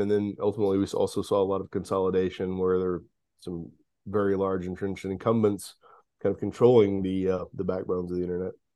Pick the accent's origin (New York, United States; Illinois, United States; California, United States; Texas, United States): Texas, United States; Houston; I grew up in the Houston area